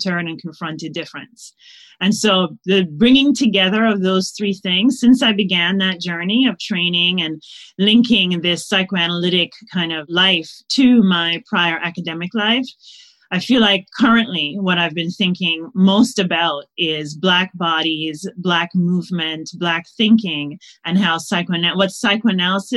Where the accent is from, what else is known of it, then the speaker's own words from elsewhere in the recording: Jamaica; now in United States; I was originally born in Jamaica